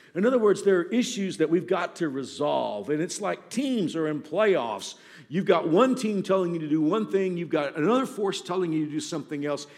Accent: Texas, United States; I grew up in Texas

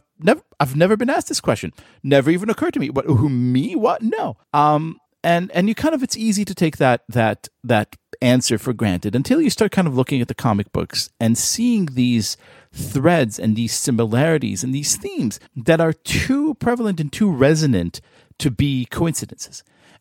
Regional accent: Israel; moved away; when I came to this country, when I moved here from Israel, which is in 1999

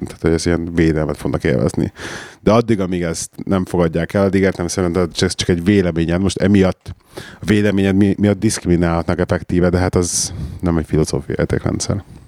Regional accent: Hungary; also born or lived in England; now in United Kingdom; az a szülőhazám

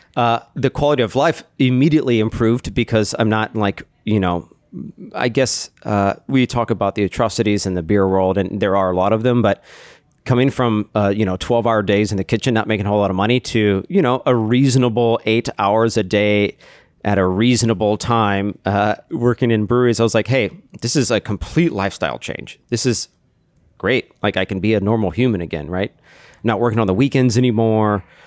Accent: Austin, Texas, United States; moved away as an adult; now in Chicago, United States; I'm from Texas, Austin, Texas.

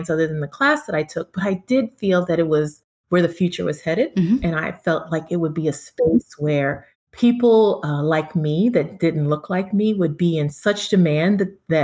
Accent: Hurst, Texas, United States; also born or lived in Kingston, Jamaica; now in Los Angeles, United States; I am from Texas, Hearst, Texas

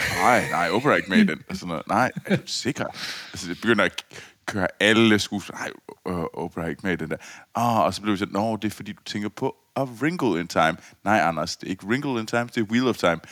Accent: Copenhagen, Capital Region of Denmark, Denmark; jeg var københavner

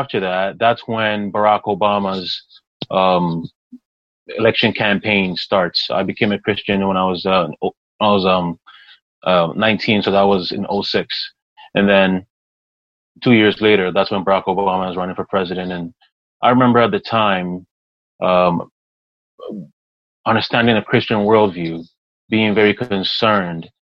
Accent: Toronto, Ontario, Canada; born or raised there; also born or lived in Ghana / Montreal, Canada

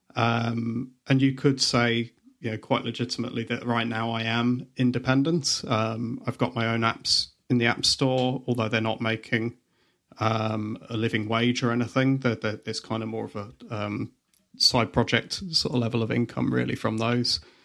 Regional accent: Leicester, East Midlands, United Kingdom; I'm the one from Leicester.

